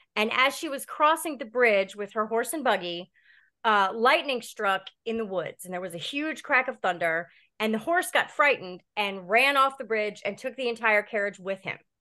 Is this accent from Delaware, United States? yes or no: yes; Delaware, United States; also born or lived in Laurel, Delaware / Seaford, Delaware / Baltimore, Maryland; I grew up here in Delaware. Um, I was born in Laurel, then moved to Seaford, Delaware when I was in my teens